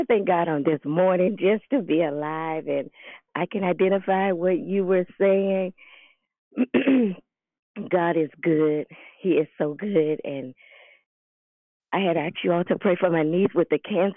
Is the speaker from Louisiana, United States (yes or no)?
yes; New Orleans, Louisiana, United States; I'm from New Orleans